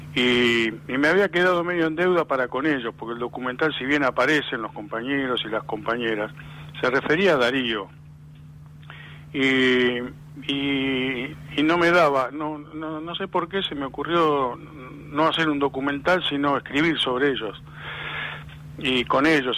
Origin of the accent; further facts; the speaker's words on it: Lanús, Buenos Aires Province, Argentina; nací en Lanús, no, no en ese barrio, pero en otro también, barrio proletario